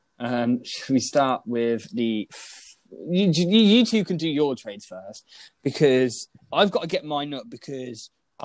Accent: Melbourne, Victoria, Australia; And then I came out as being from Melbourne.

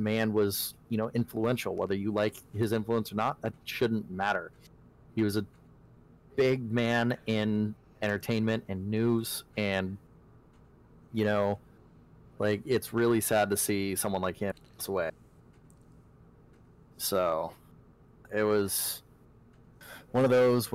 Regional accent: Alaska, United States; growing up in Alaska, a lot of my family very conservative

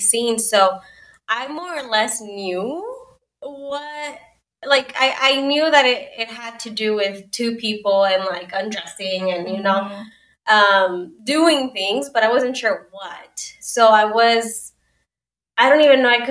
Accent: El Paso, Texas, United States; also born or lived in Ciudad Juárez, Mexico / Austin, Texas; I was born and raised in El Paso, Texas, and I would say that I also was born in Juarez for most of my childhood

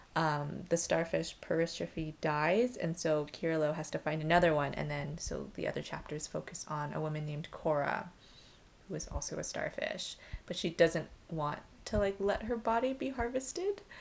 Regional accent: Vancouver, British Columbia, Canada; born or raised there

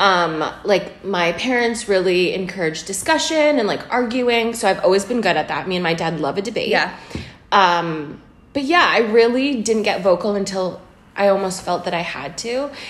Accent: Kamloops, British Columbia, Canada; We grew up in Canada

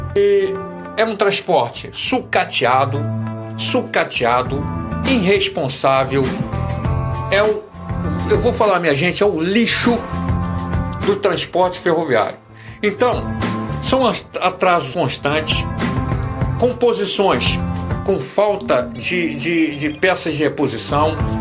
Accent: Rio de Janeiro, Brazil; Eu sou Fluminense do Estado, do Rio de Janeiro

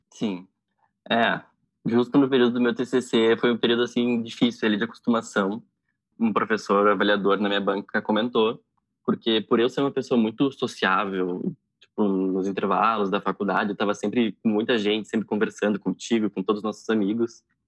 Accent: Porto Alegre, Rio Grande do Sul, Brazil; Eu nasci em Porto Alegre e atualmente moro em Porto Alegre também.

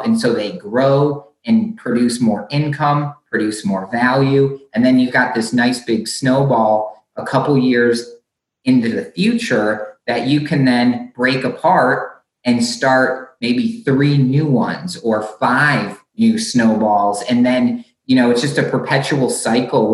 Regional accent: Michigan, United States; where I grew up in Michigan

